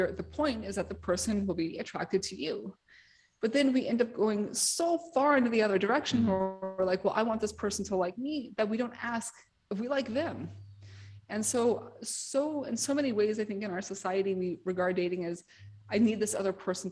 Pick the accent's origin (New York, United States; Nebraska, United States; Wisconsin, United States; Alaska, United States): New York, United States; New York City; I'm from New York City